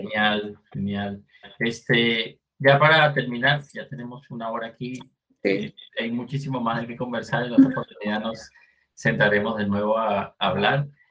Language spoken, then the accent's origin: Spanish; Venezuela; moved away; En Venezuela tenemos